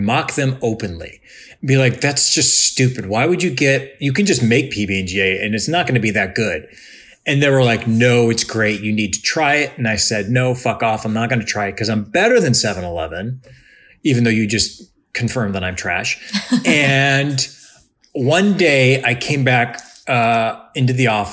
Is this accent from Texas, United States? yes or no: no; Cleveland, Ohio, United States; moved away as an adult; also born or lived in New England / Chicago; now in Los Angeles, United States; I grew up in Cleveland